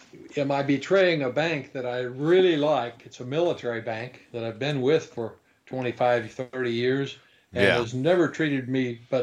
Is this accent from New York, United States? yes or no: no; Kansas, United States; I liken this kind of a decision to very much to the small towns that I grew up in Kansas.